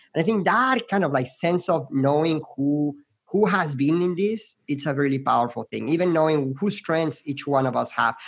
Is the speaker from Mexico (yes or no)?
yes; Querétaro, Mexico; now in Arizona, United States; I'm originally from Mexico, um, and I lived in this city called Querétaro, which is about two hours